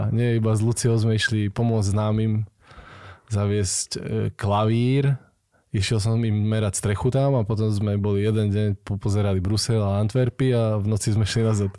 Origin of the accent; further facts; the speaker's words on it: Banská Bystrica, Banská Bystrica Region, Slovakia; moved away as an adult; now in Hriňová, Slovakia; ja som ináč Bystričan